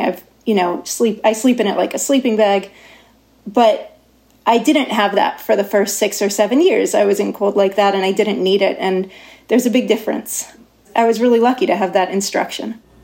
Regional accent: Davis, California, United States; moved away as an adult; also born or lived in Norway; I grew up in Davis

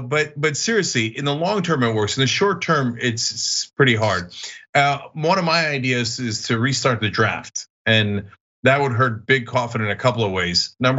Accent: New Jersey, United States; I grew up as a Republican in New Jersey back in the 80s and 90s.

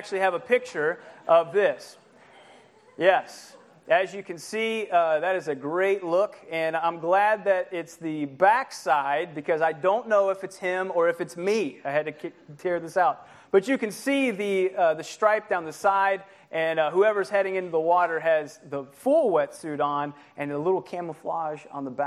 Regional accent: Ohio, United States; moved away as an adult; now in California, United States; I was from Ohio

